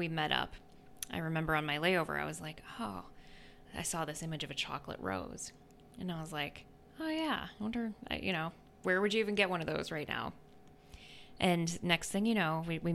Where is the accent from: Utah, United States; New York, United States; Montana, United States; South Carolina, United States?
New York, United States; moved away as an adult; also born or lived in North Carolina; I'm originally from New York State